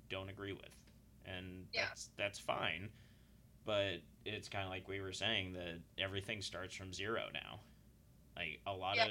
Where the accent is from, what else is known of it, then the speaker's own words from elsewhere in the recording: Utah, United States; I grew up in Utah, and most of my friends were white, but that was the area I grew up in.